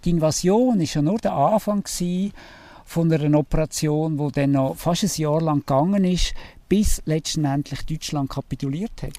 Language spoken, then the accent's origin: German; Switzerland; als Schweizer